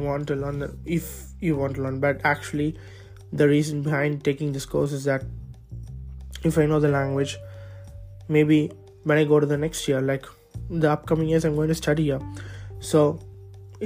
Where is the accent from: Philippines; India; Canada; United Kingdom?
India; moved away as an adult; now in Birkeland, Norway; I can't let go of my home country, which is India.